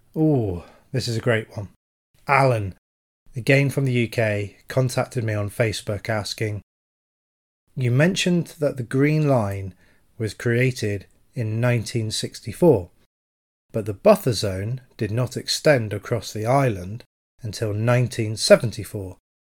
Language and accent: English; United Kingdom; as a Brit, uh, especially a military veteran